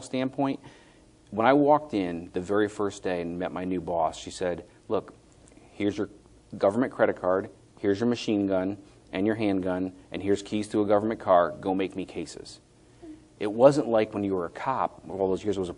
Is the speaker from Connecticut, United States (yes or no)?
yes; Connecticut, United States; moved away; also born or lived in Boston; I'm from Connecticut where, Connecticut's like a rectangle with a tail